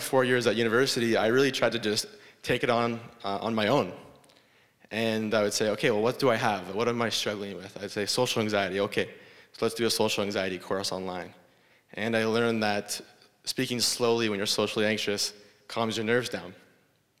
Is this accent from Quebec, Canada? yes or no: no; Guelph, Ontario, Canada; I grew up in Guelph